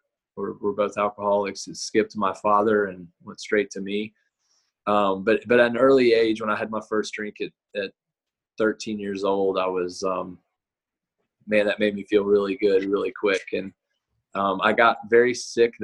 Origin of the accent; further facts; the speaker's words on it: Nashville, Tennessee, United States; I grew up in Nashville, Tennessee